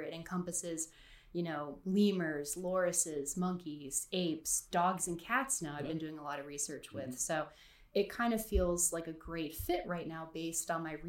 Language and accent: English; North Carolina, United States; also born or lived in New Jersey; raised right. in North Carolina